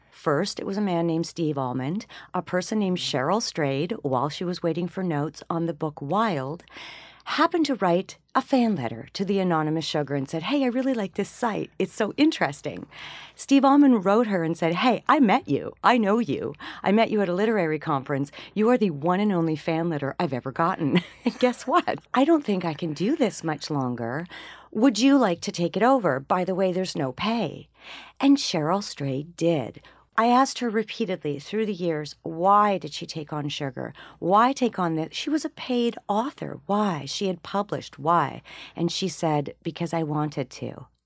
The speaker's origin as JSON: {"language": "English", "country": "Canada", "also_born_or_lived": "Chicago", "moved": "yes", "lives_now": "Los Angeles, United States", "said": "I'm, I'm Canadian and then I worked in in Chicago, and then I worked in Los Angeles. I live in Los Angeles currently"}